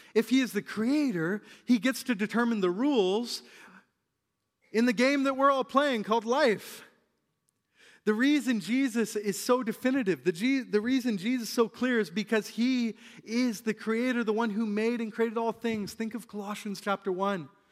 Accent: British Columbia, Canada; us as British Columbians

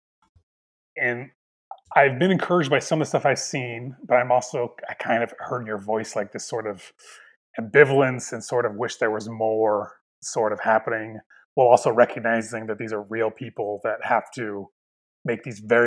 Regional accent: Midwest, United States; accent: Midwestern; My Midwestern accent

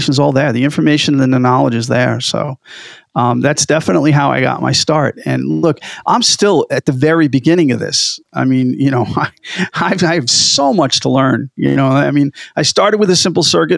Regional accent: New York, United States; accent: New York; moved away as an adult; now in New England, United States; I'm still a New Yorker

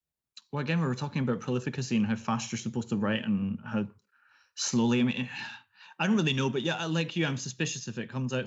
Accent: Glasgow, Scotland, United Kingdom; like me, I'm from Glasgow in Scotland.

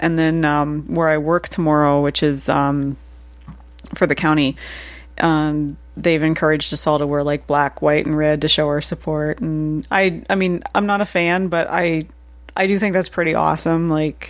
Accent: Goderich, Ontario, Canada; Hey, I'm not from Toronto. I'm from Goderich. I'm 3 hours away. It's a whole different world. Whole different world here by Lake Huron.

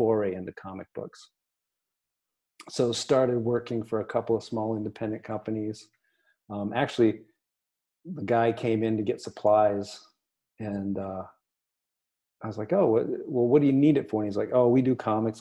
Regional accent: Durham, Maine, United States; I grew up basically in Durham, Maine

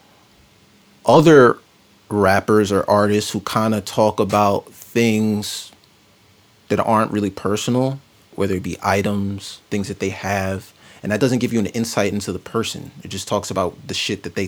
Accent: New York City, New York, United States; I grew up in Harlem

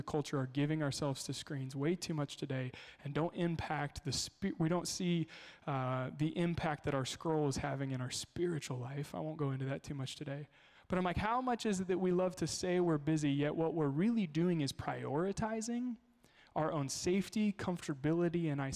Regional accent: Kansas, United States; moved away; I grew up in Kansas.

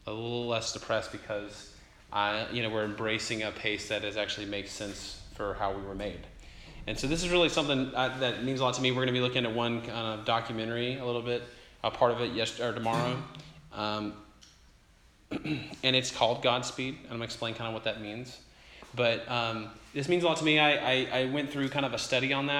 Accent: Atlanta, Georgia, United States; also born or lived in Jackson, Mississippi; now in St. Louis, United States; I'm originally from Atlanta, Georgia. I grew up there

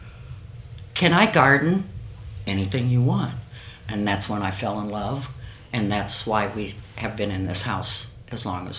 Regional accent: Angola, Indiana, United States; moved away as an adult; now in Fort Wayne, United States; I grew up in Angola in the 50s and the 60s.

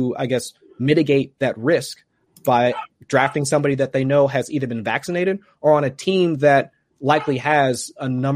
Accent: Ohio, United States; I'm from Ohio

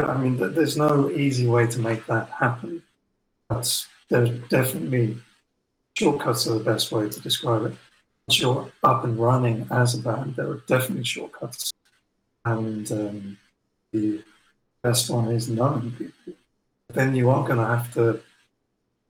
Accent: England, United Kingdom; touring as an English band in North America

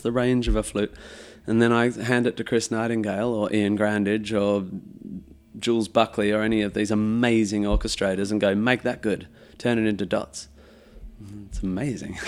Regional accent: Perth, Western Australia, Australia; growing up in Perth

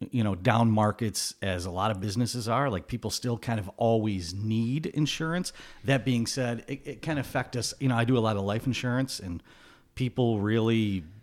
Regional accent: Glens Falls, New York, United States; Born, raised, went to college out in Syracuse. I, I ended up back in Glens Falls after college.

